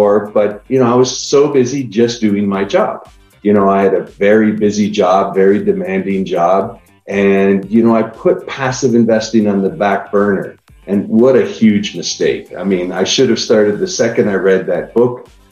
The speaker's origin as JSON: {"language": "English", "town": "Niagara Falls", "region": "Ontario", "country": "Canada", "moved": "yes", "lives_now": "Austin, United States", "said": "I live in Austin, Texas right now. I'm originally from Niagara Falls, Canada"}